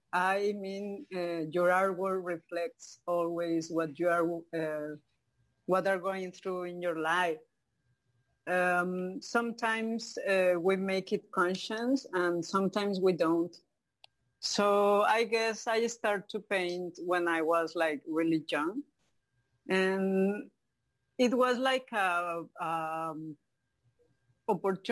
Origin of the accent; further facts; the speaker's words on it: Mexico City, Mexico; English is a second language; moved away as an adult; now in Cozumel, Mexico; I was born in Mexico City. And when I was a little child, my both parents were like working all day.